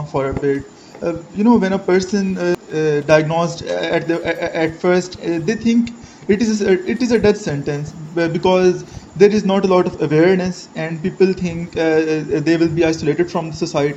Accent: Pakistan; I am from Pakistan. I am 23

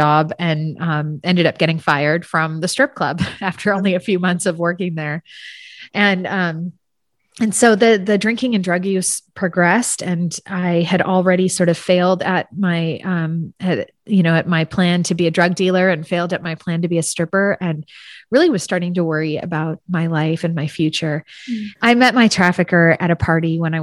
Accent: San Francisco Bay Area, California, United States; I grew up in the San Francisco Bay Area

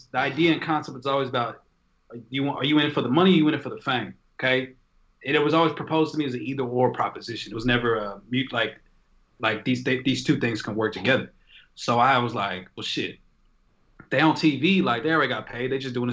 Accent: Irving, Texas, United States; also born or lived in Dallas, Texas; Born in Dallas, raised in Irving.

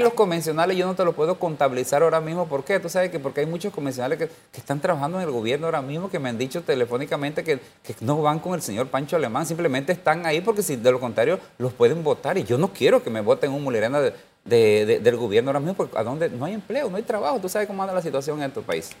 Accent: Panama; yo soy panameño, yo quiero mi Panamá

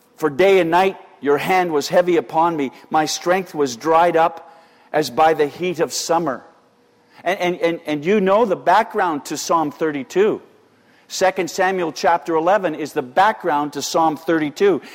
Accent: Canada; we're quintessentially Canadian

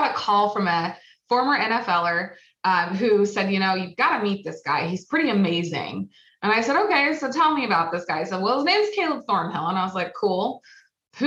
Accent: Oregon, United States; I am from Oregon. We get 100 degree weather twice a year

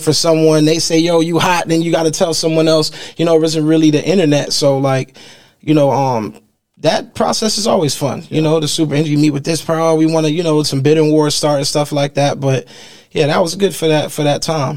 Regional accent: Miami, Florida, United States; growing up in Miami

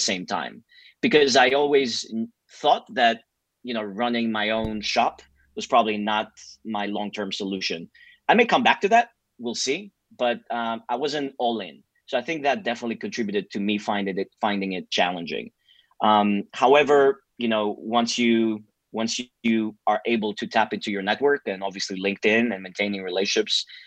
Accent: Greece; moved away as an adult; also born or lived in New York City, United States; having been born and raised in Greece

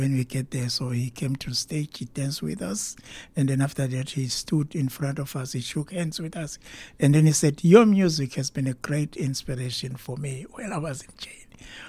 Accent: South Africa; cannot disappoint this guy because he has done so much for our country. And then after that, he named us as a South African cultural ambassador.

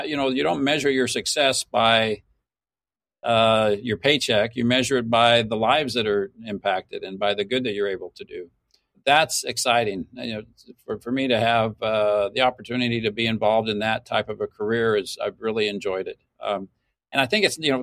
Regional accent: Mesa, Arizona, United States; Mesa, Arizona is my hometown. I was born and raised here

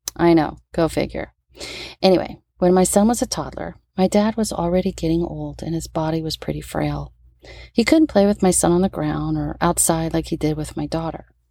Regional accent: New Orleans, Louisiana, United States; since I'm from New Orleans, we always incorporated Epiphany and King's Day into our Christmas activities.

